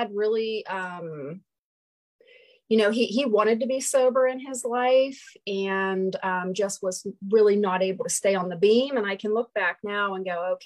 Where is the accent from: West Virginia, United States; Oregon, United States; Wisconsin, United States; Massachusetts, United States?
West Virginia, United States; Doddridge County; also born or lived in Ohio; I was born in Ohio and then, didn't live there long, and we moved to very, very remote West Virginia, Doddridge County, West Virginia.